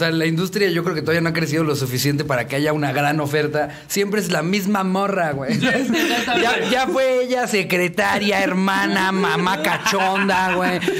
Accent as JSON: {"language": "Spanish", "country": "Mexico", "said": "pues creo que como, como típico mexicano"}